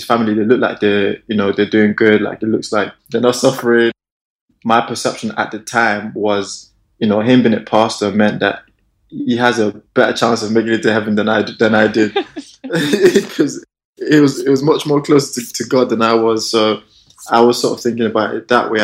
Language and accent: English; Nigeria; moved away as an adult; also born or lived in Salford; Grew up in Nigeria.